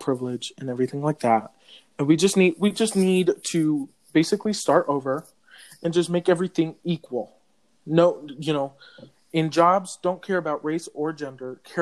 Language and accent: English; California, United States; I was born in California, the land of the fires